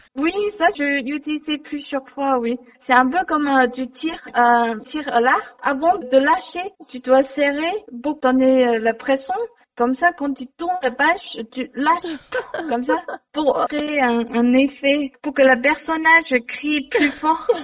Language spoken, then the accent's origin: French; China; French is a second language; moved away as an adult; also born or lived in Montpellier, France; now in France; j'ai grandi euh, en Chine, j'ai fait mes études en Chine